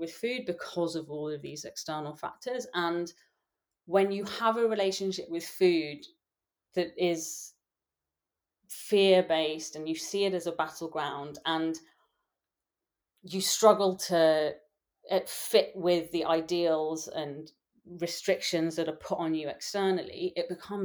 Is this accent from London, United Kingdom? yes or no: yes; London, United Kingdom; accent: English; I grew up in London. I was born in London.